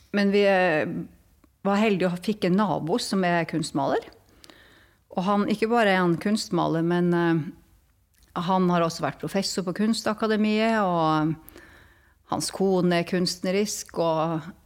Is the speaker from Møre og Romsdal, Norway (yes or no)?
no; Tromsø, Troms, Norway; Som man hører på min dialekt, jeg vokste opp i, i Tromsø